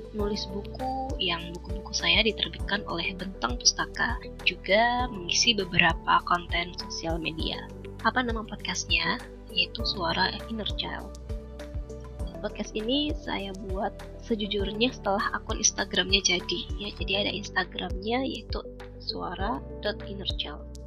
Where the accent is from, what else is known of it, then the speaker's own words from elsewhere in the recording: Lumajang, East Java, Indonesia; moved away as an adult; now in Bogor, Indonesia; Saya aslinya dari Kabupaten Lumajang, Jawa Timur